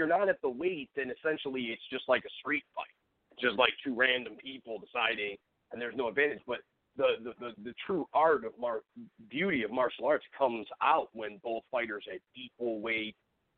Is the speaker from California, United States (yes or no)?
no; Cleveland area, Ohio, United States; We got the champion from my hometown, Stipe Miocic